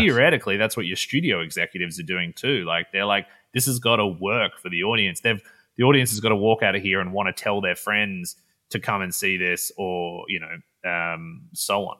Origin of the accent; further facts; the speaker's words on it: Perth, Western Australia, Australia; moved away as an adult; now in Los Angeles, United States; So I grew up in Perth, Western Australia, which is about as far from where I'm living now in L A as you can get.